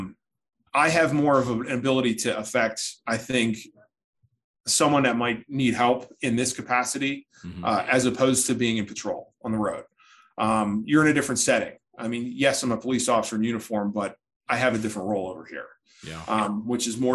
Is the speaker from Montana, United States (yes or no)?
no; Philadelphia, Pennsylvania, United States; moved away as an adult; also born or lived in Pittsburgh, Pennsylvania; I grew up in the Philadelphia area